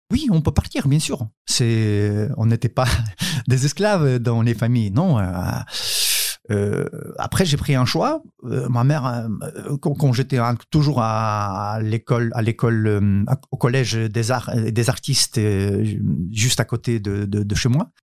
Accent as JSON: {"language": "French", "country": "Ukraine", "also_born_or_lived": "South Korea", "second_language": "French", "moved": "as an adult", "lives_now": "France", "said": "chez nous en Ukraine"}